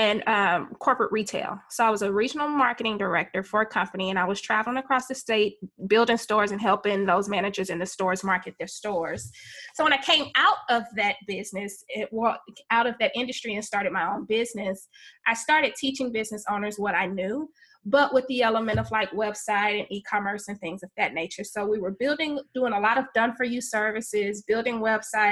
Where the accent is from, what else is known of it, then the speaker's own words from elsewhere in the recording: Houston, Texas, United States; I grew up in Houston, Texas